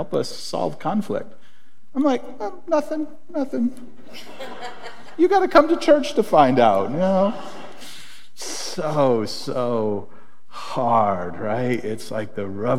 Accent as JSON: {"language": "English", "town": "Springfield", "country": "United States", "tie": "born or raised there", "said": "growing up in Springfield"}